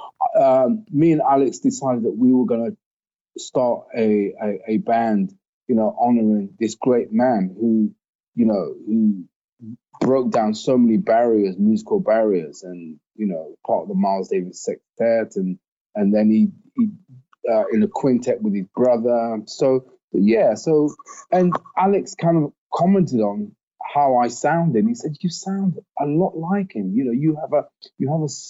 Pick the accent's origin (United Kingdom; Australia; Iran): United Kingdom; Nottingham, East Midlands; my hometown, Nottingham